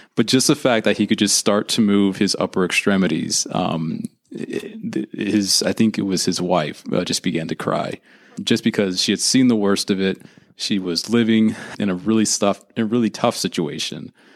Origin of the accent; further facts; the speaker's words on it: Santa Rosa, California, United States; I am from Santa Rosa, California, which is in the lovely wine country of Northern California.